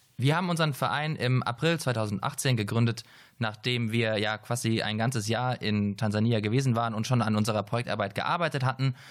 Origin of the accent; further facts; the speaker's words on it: Heidelberg, Baden-Württemberg, Germany; ich komme aus Heidelberg